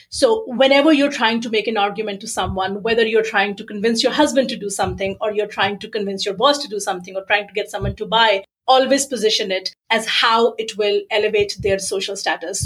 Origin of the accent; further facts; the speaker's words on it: Pakistan; I was born in Pakistan